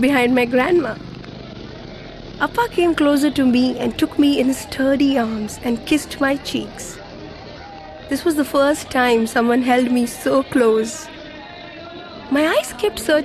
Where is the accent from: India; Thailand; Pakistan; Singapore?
India; Thanjavur, Tamil Nadu; I grew up in Thanjavur, a village in Tamil Nadu.